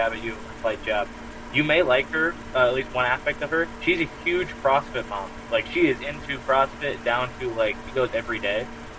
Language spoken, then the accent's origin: English; United States; growing up in America